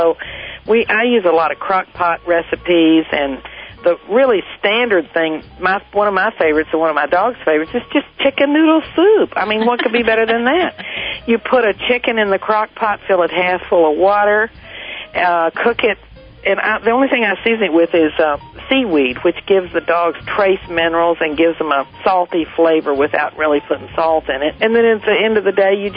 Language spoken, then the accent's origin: English; Hereford, Texas, United States; I grew up in Hereford, Texas, which has feedlots all around the town